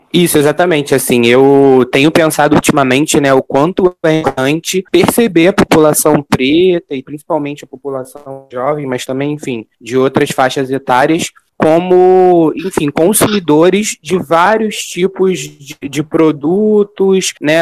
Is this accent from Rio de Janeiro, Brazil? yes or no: yes; Rio de Janeiro, Brazil; Sou nascido e criado no Rio de Janeiro, única cidade possível